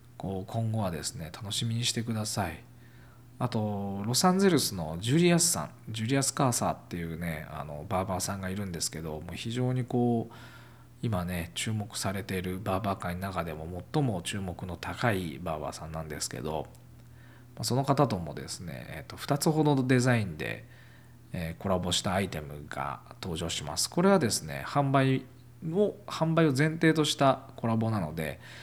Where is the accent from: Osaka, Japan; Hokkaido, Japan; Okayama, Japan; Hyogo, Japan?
Okayama, Japan; 岡山、自分の地元